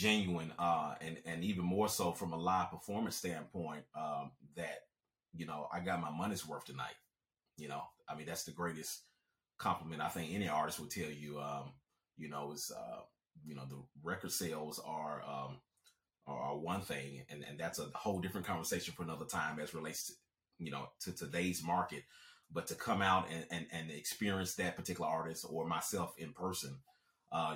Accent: Alabama, United States; also born or lived in Germany; I grew up in the South, specifically Alabama

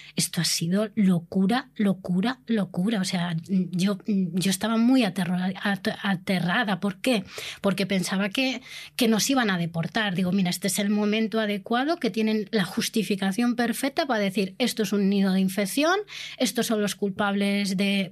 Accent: Spain; Somos una minoría, pero somos españolas, somos la única minoría española, nacional.

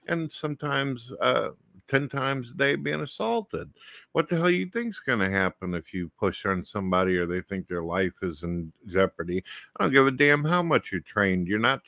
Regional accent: St. Louis, Missouri, United States; I came from St. Louis, Missouri, and that's like one of the murder capitals of the world.

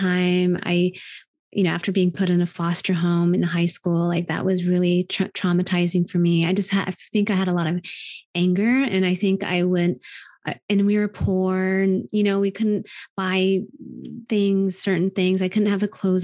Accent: Wellington, Kansas, United States; moved away; In Wellington, Kansas.

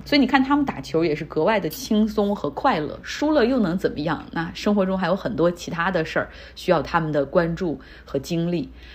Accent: Harbin, Heilongjiang, China; moved away as an adult; now in United States; 我家乡哈尔滨

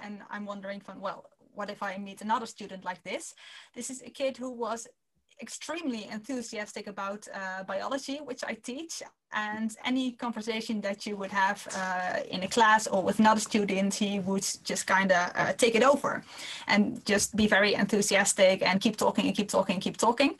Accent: Netherlands; English is a second language; I'm from the Netherlands, so excuse my English.

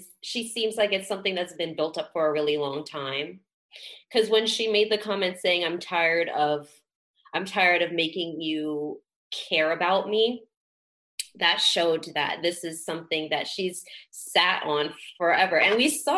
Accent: Jamaica; I'm Jamaican

